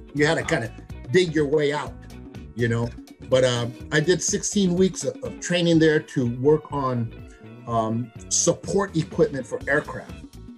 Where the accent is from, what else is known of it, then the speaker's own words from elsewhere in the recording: San Francisco, California, United States; also born or lived in San Jose, California; I'm originally from San Francisco, California. I went to Mission High School back in the day